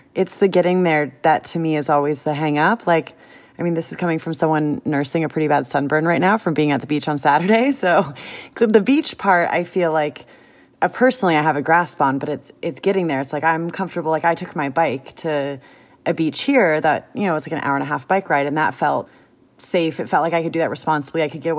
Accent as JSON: {"language": "English", "region": "California", "country": "United States", "lives_now": "New York, United States", "said": "I mean, I don't know if other people consider New York a harsh winter, but as a Californian, I do."}